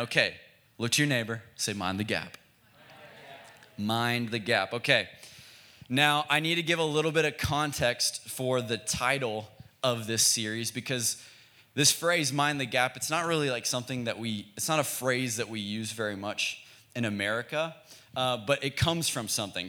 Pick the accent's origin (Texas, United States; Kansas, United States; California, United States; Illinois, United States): Texas, United States; Frisco; now in Oklahoma City, United States; We're from Dallas, Texas. We're from a suburb in Dallas called Frisco.